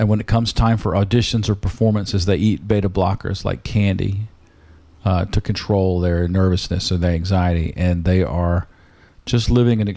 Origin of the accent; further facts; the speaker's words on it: the South, United States; accent: Southern; my Southern accent